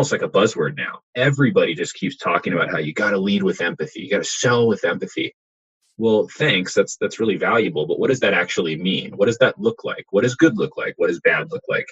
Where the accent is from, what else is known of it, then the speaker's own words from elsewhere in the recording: Silicon Valley, California, United States; I grew up in the Silicon Valley